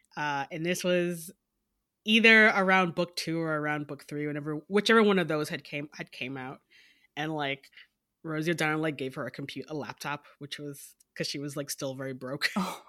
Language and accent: English; Detroit, Michigan, United States; Well, I am from Detroit, and which is part of my username